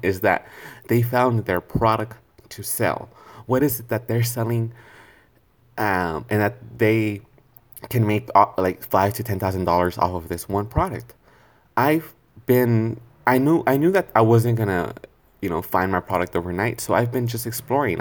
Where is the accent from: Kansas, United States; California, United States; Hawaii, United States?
California, United States; I'm from California